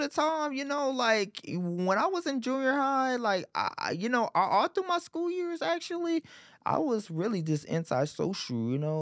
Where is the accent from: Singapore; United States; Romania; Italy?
United States; Arlington, Texas; also born or lived in Beaumont, Texas / Irving, Texas; I got raised in Arlington, you know, and part of Irving